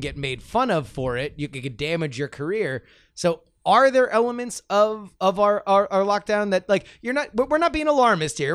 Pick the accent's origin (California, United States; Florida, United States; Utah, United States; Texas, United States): Florida, United States; South; when I was growing up uh, in, in South Florida